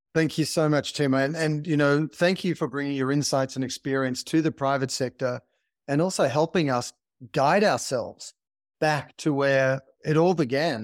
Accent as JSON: {"language": "English", "country": "Australia", "tie": "born or raised there", "said": "growing up in Australia"}